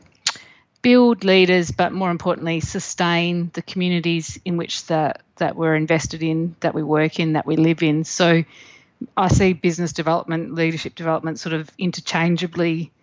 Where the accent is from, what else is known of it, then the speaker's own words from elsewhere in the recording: the Mallee, South Australia, Australia; I grew up in the Mallee in South Australia